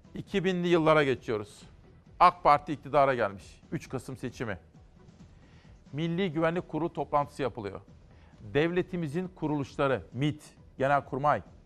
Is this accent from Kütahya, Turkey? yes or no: yes; Simav, Kütahya, Turkey; moved away; ben çocukken Kütahya Simav'da biz de annemle akşam saatlerinde giderdik pazara